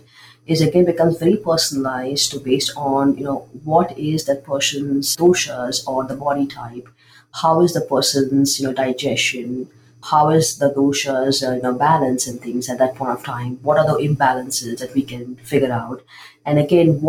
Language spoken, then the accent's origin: English; Mumbai, Maharashtra, India; I grew up in Mumbai, India, and you know, growing up, we grew up with Ayurveda